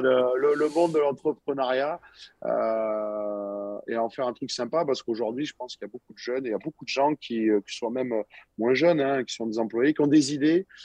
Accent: Montpellier, Occitania, France; je suis dans ma ville natale, moi ici à Montpellier, donc j'ai jamais bougé de Montpellier

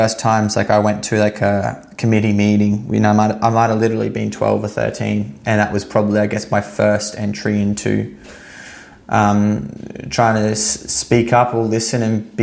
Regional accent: Sunshine Coast, Queensland, Australia; I grew up on the Sunshine Coast in Queensland.

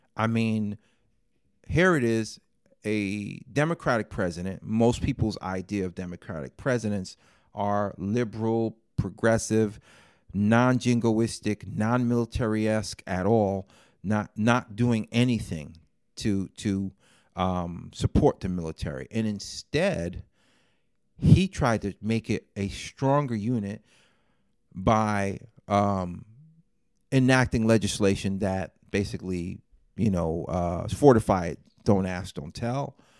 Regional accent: New York City, New York, United States; Growing up in Fort Greene, Brooklyn in the seventies, as a young man

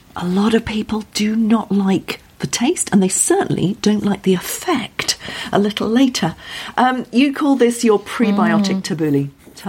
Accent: United Kingdom; we are terribly British, aren't we, about wind.

